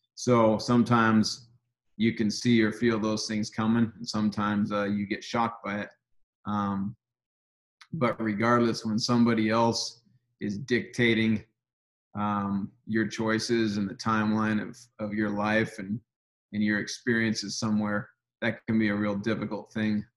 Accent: Seattle, Washington, United States; my hometown, Seattle, Washington

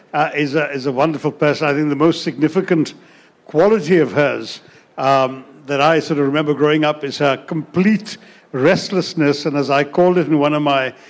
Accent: Mumbai, Maharashtra, India; also born or lived in London, United Kingdom; I grew up in India from about two and a half after being born there

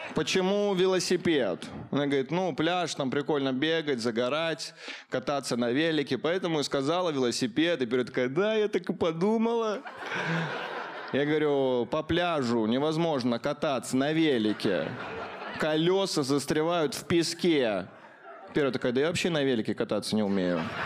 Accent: Caucasus, Russia; Я рос на Кавказе, я был единственным русским мальчиком в классе

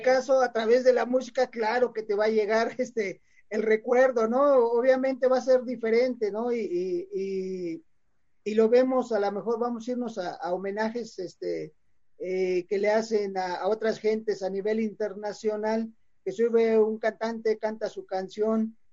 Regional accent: Mexico City, Mexico; nacimos en el DF

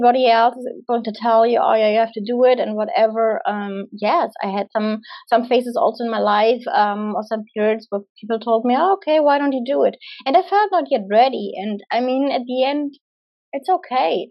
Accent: Germany; moved away as an adult; I'm from Germany

